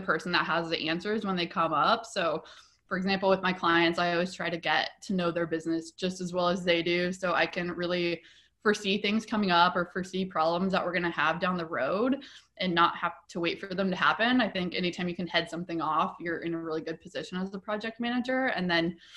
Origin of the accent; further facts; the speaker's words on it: Nebraska, United States; moved away as an adult; also born or lived in Denver, Colorado; now in Portland, United States; I was born and raised in Nebraska